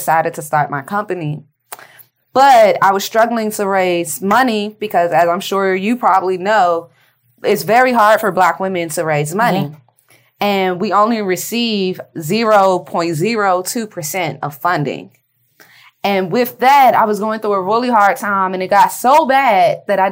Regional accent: Washington, District of Columbia, United States; I am from D.C. I'm from Capitol Hill. And my great-grandparents are actually founding residents of Capitol Hill

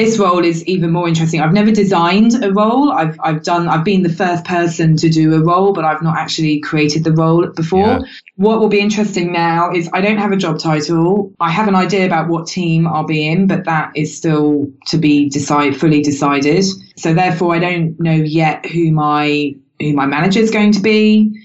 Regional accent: United Kingdom; I'm British

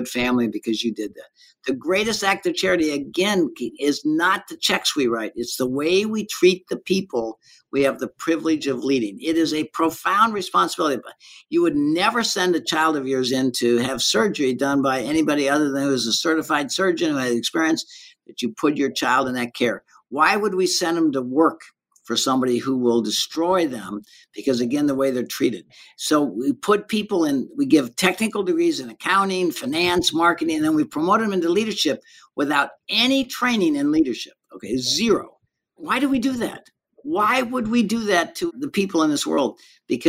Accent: Ferguson, Missouri, United States; moved away as an adult; now in Colorado, United States; I was raised in Ferguson and St. Louis County

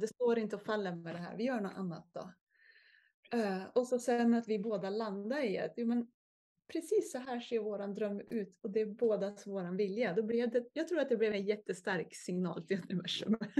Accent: Järvsö, Gävleborg County, Sweden; moved away as an adult; Jag födde och uppväxt i Järvsö

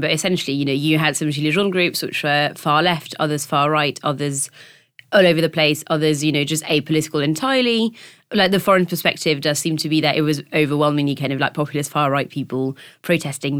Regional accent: France; moved away; my hometown is not, um, which, which is, I, I think the easiest and quickest way to explain, uh, not is that it's basically the French Bristol

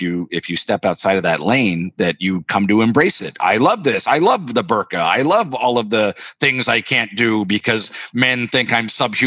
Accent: Canada; moved away as an adult; now in Los Angeles, United States; I'm Canadian

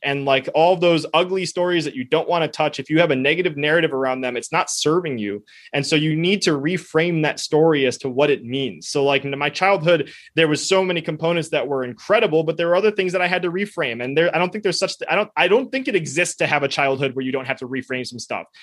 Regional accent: United States; first language Spanish; I was born in the United States

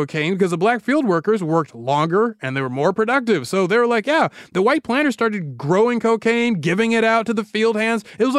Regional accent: Atlanta, Georgia, United States; The Atlanta Journal Constitution, my hometown paper

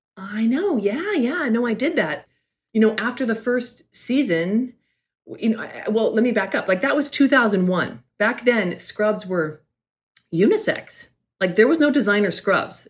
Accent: California, United States; also born or lived in New York; I'm from California. I'm a California girl

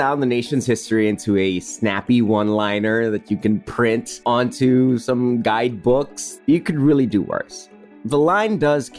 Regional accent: Philippines

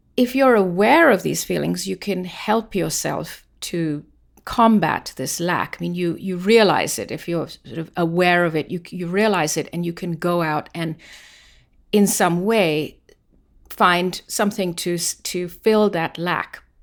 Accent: London, United Kingdom; moved away as an adult; also born or lived in India; now in United States; it started when I was very young and we moved from India to London

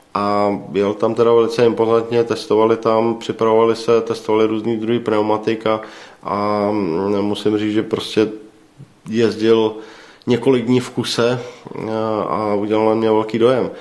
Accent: Czechia; my jako Češi

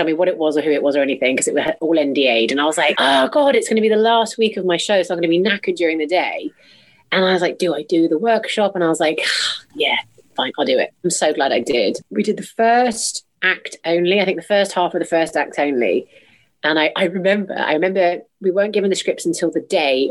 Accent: Canada; I'm Canadian

